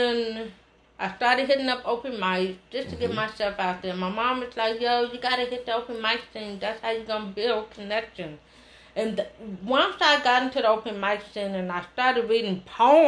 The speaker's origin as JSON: {"language": "English", "town": "Oakland", "region": "California", "country": "United States", "tie": "born or raised there", "said": "I'm from Oakland. My grandparents taught in Oakland School."}